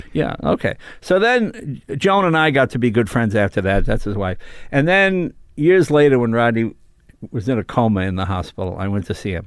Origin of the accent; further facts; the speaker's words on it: Andover, Massachusetts, United States; moved away; also born or lived in New York; I was born in New York, lived there till I was nine, then we moved to Massachusetts